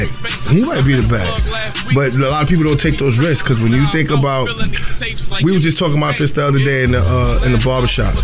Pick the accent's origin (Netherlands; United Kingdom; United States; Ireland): United States; New York City, New York; also born or lived in Queens; I was from Brooklyn